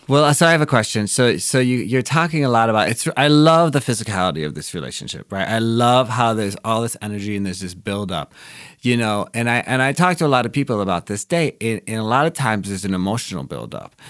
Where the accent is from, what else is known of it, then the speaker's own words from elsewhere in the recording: Wisconsin, United States; moved away; I grew up in Wisconsin